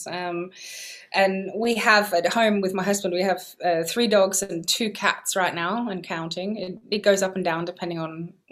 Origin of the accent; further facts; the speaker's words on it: England, United Kingdom; born there; I was born in England, yeah, and I'd also gone over to Italy a few years before to learn Italian